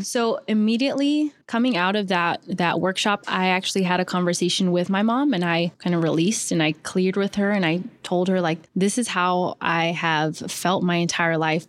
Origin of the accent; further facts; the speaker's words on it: Southern California, United States; moved away as an adult; now in New York City, United States; I'm originally from Southern California